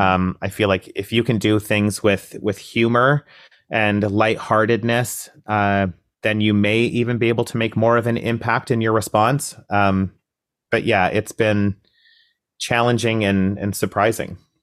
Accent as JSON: {"language": "English", "town": "Coaldale", "region": "Alberta", "country": "Canada", "tie": "born or raised there", "moved": "yes", "lives_now": "Toronto, Canada", "said": "I grew up in Southern Alberta, really, really small town, uh, conservative, um, environment, a town called Coldale"}